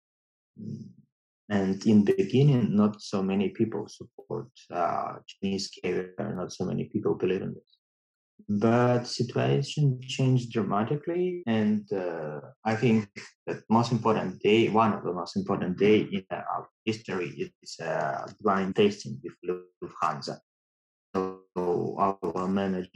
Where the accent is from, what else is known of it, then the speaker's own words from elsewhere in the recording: Russia; moved away as an adult; now in China; I came from Russia.